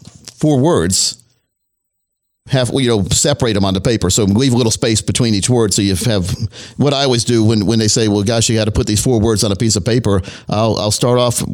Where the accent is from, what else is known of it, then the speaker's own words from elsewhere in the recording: United States; I'm like a typical American